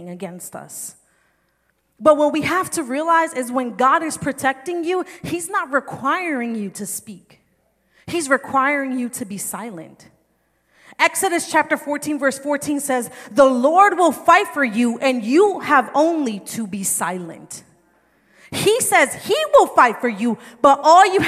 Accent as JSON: {"language": "English", "region": "New Jersey", "country": "United States", "said": "I'm from New Jersey"}